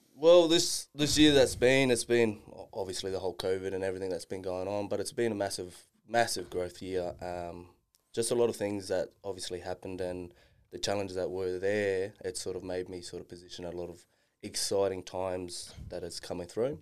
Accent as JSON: {"language": "English", "town": "Darwin", "region": "Northern Territory", "country": "Australia", "tie": "born or raised there", "said": "growing up in Darwin"}